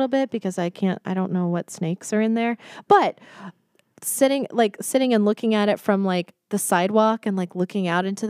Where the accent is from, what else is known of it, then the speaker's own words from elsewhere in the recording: Texas, United States; moved away; So I'm from Texas.